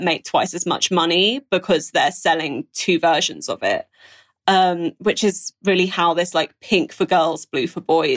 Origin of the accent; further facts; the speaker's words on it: Brighton, South East England, United Kingdom; growing up in Brighton